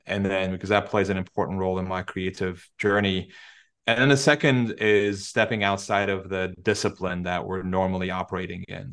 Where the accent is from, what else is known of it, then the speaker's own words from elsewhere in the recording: Turkey; English is a second language; moved away; it's my home country